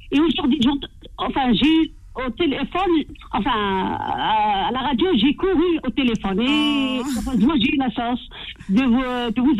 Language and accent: French; Algeria; Je ne suis pas tunisienne, je suis algérienne.